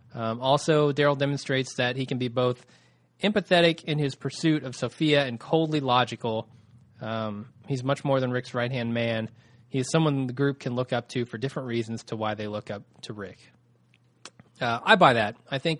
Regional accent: Ireland; now in London, United Kingdom; but then again, I'm an Irish guy living in London, so what do I know?

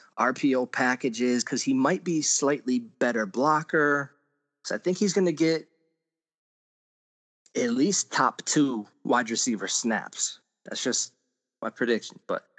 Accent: Buffalo, New York, United States; now in New York City, United States; First of all, I grew up in Buffalo. I moved to New York City. I've been in New York City for about 10 years.

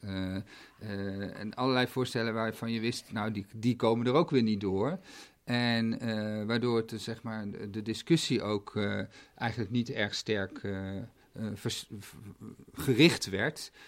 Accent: Netherlands

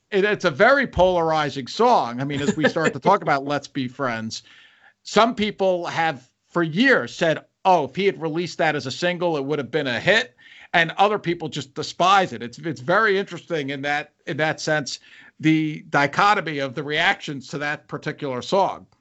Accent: New York, United States; I'm a New Yorker. Uh, my family's all in New York

